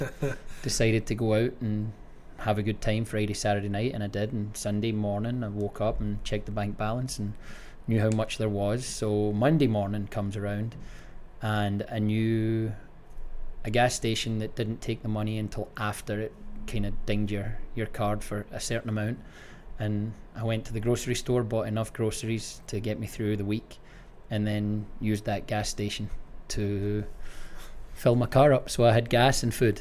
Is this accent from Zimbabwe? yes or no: no; Greenock, Scotland, United Kingdom; moved away as an adult; now in United States; Born and raised in Greenock, Scotland.